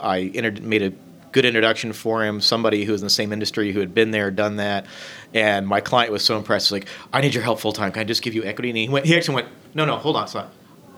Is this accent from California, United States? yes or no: no; Indiana, United States; I have been a lifelong Hoosier. I've lived in Indianapolis almost 20 years.